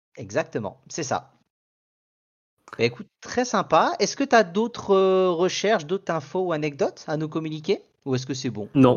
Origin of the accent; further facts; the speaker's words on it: Paris, Île-de-France, France; en tant que parisien